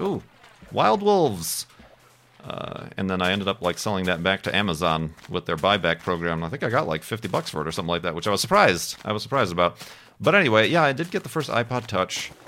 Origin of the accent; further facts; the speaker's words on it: Chicago, Illinois, United States; I'm from Chicago